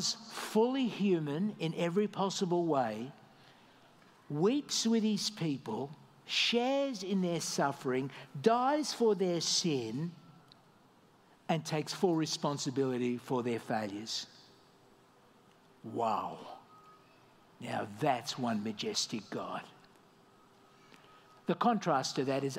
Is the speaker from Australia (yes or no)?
yes; Australia; moved away as an adult; also born or lived in Malta; now in Dubai, United Arab Emirates; I left my home country, Australia